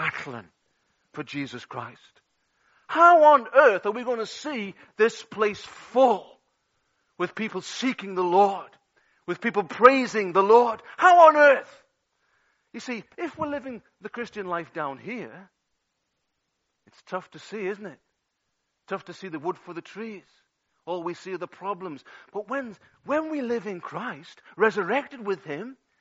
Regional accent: England, United Kingdom; now in Wales; I'm English

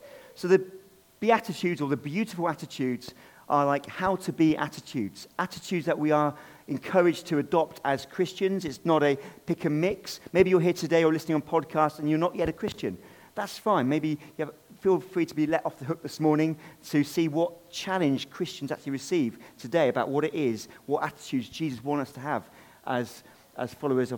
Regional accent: United Kingdom; I am personally British, but then I'm not purely British. I've got a mixture of all sorts in me, including Jewish and including Irish and English. So I am a mixture, but I am British

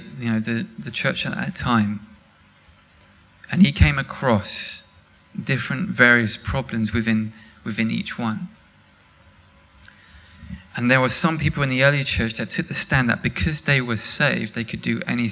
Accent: England, United Kingdom; I'm English

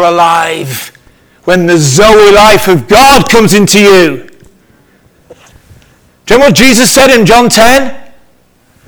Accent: Liverpool, North West England, United Kingdom; I'm from Liverpool

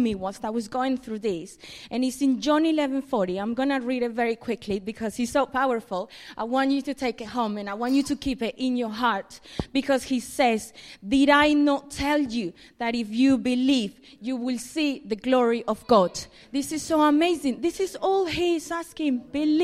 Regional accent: Colombia; moved away as an adult; About 8 years ago, I moved from Colombia, where I'm originally from.

